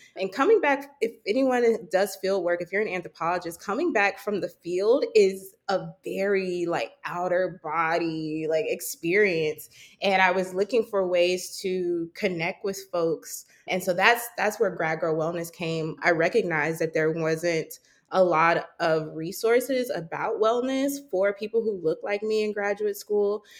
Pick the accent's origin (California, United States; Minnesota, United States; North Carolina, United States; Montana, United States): North Carolina, United States; Charlotte; moved away as an adult; also born or lived in New York City; I grew up in Charlotte, North Carolina